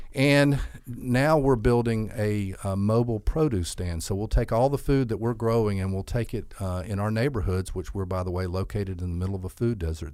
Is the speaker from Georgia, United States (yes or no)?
yes; Albany, Georgia, United States; I'm from Albany. I grew up here, um, graduated from Westover High School